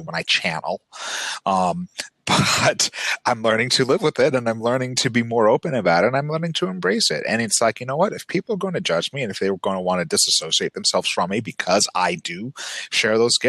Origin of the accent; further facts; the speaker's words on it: Utah, United States; growing up in Utah, where Mormonism is the dominant religion and continues to play a very oversized role in people's lives and in life here